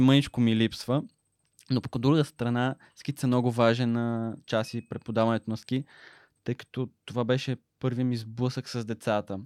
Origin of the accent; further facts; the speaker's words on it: Smolyan, Smolyan Province, Bulgaria; Аз съм роден и израснах в Смолен, където прекарах общо цялото си детство